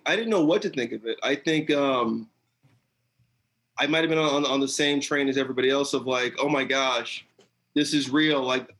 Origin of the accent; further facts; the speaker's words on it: California, United States; So I grew up in the LA TV market. So I was I was born in Los Angeles. I grew up in like a couple of military bases, like around the, you know, Central California, Southern California area.